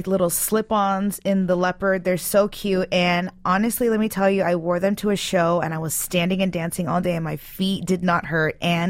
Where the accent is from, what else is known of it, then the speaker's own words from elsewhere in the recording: United States; And so it was more of a Middle Eastern type household. But even still, we were born and raised in America. So everything was very Americanized.